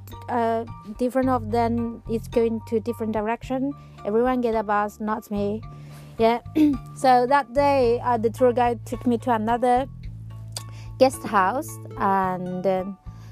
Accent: Changchun, Jilin, China; my hometown, Changchun

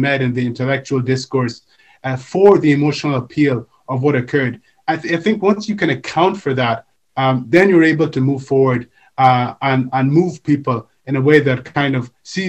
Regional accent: Nigeria; I come from Nigeria, and when I was younger, I came from a Pan-Africanist home

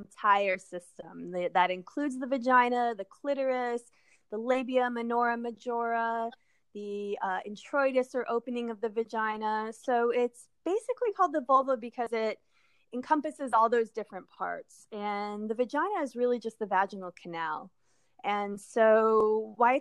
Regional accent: Southwest, United States; moved away as an adult; also born or lived in New Mexico; now in California, United States; I grew up in the Southwest with a big family

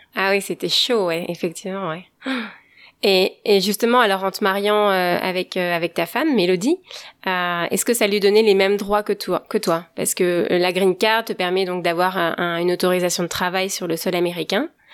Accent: France; also born or lived in West Coast of the United States; now in United States; je suis française et je vous parle depuis la côte ouest des États-Unis

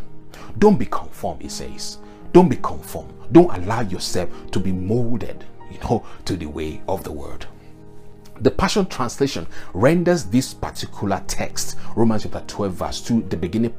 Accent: Nigeria; I am a Yoruba man and I came from the Yoruba culture.

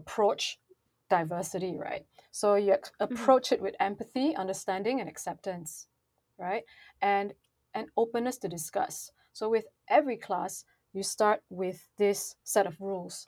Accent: Malaysia; I come from Malaysia

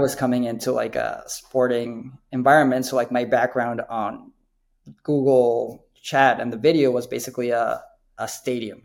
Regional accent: Mexico City, Mexico; now in United States; I'm I'm from Mexico City originate. Um, I think just that makes sports really important for us. We grew up watching soccer

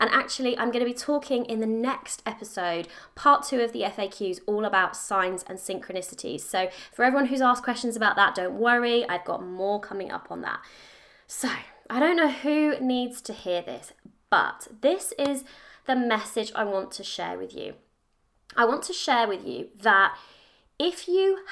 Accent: United Kingdom; I am in the UK, as I'm sure you can probably guess by my accent

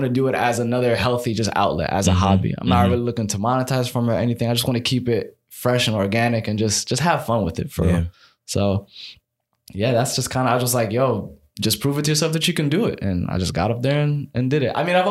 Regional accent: Silver Spring, Maryland, United States; also born or lived in Egypt; I'm from Silver Spring, Maryland

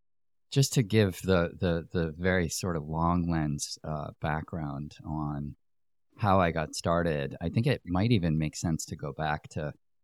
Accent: Greenwich, Connecticut, United States; I grew up in Connecticut, in Greenwich, Connecticut.

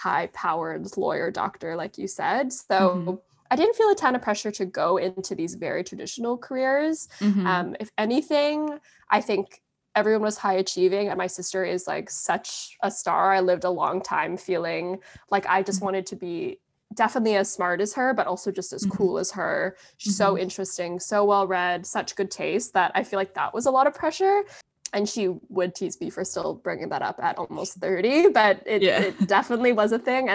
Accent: North Vancouver, British Columbia, Canada; I grew up in BC. I grew up in Vancouver, actually outside of the city. I grew up in North

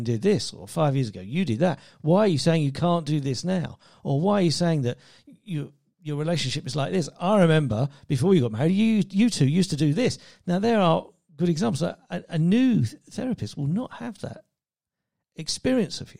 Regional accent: England, United Kingdom; moved away; also born or lived in Spain; As an Englishman

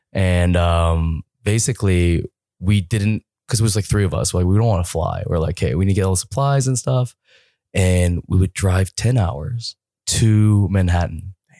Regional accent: Toronto, Ontario, Canada; I'm from Toronto

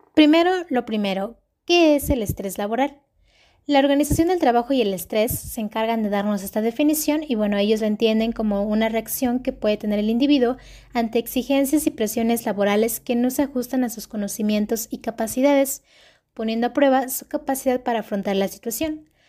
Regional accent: Mexico; en nuestro país

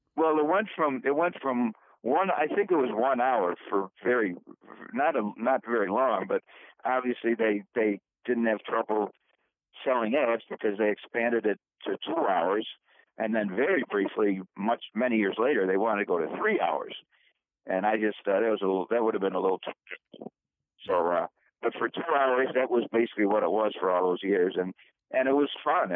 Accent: Brighton, New York, United States; I grew up in Brighton, Josh, at 12 Corners

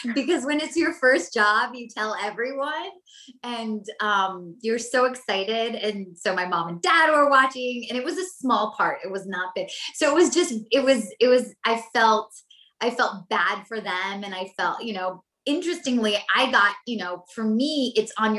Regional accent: Nashville, Tennessee, United States; moved away as an adult; also born or lived in Montreal, Canada / Iran (ancestry); now in Los Angeles, United States; I was born in Canada. I grew up in the States in Nashville, but I am Persian. I am Iranian

